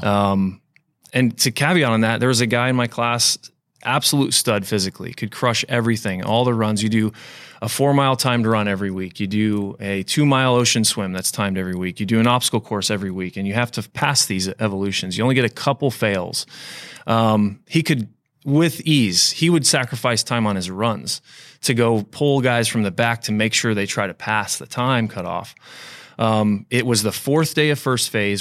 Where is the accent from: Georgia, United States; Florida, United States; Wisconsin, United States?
Florida, United States; I grew up in Florida